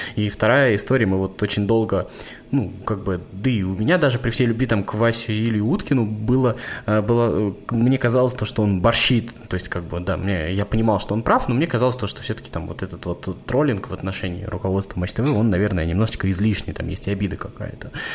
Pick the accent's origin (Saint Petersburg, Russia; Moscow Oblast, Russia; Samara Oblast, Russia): Samara Oblast, Russia; Samara; я сам из Самары